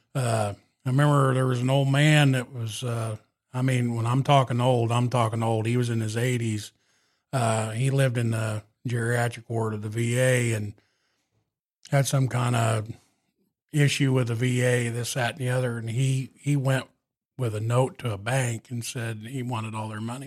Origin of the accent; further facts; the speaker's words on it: Catlin, Illinois, United States; my hometown of Catlin